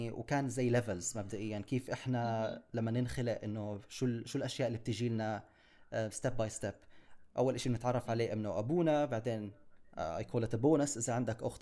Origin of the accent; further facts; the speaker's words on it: Jerusalem, Palestine; also born or lived in United Kingdom; أنا انخلقت في القدس انولدت بالقدس بالبدايات ما عشت كثير يعني كنا عايشين ببريطانيا عشت فيها لمدة أربع سنين